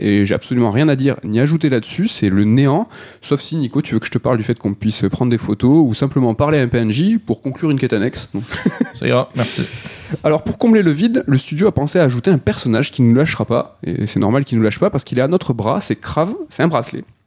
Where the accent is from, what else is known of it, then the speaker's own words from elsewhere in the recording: France; On a en tant que français